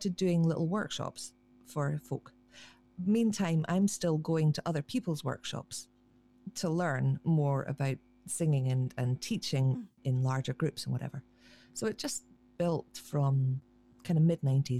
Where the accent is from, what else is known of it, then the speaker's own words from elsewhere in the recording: Black Isle, Highlands, Scotland, United Kingdom; moved away; the place where I grew up on the Black Isle in the Highlands